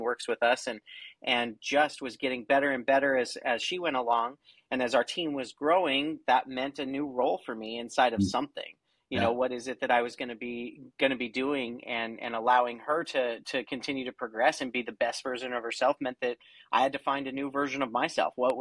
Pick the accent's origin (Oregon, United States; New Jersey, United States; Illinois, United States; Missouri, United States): Oregon, United States; I'm from Oregon